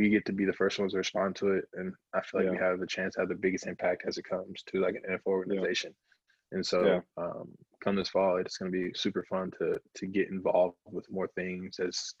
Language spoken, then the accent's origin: English; South Carolina, United States; now in Minnesota, United States; growing up in South Carolina and living in North Carolina